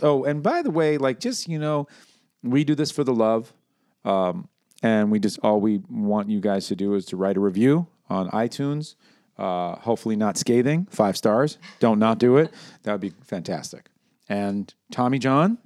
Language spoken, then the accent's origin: English; New York, United States; I'm from New York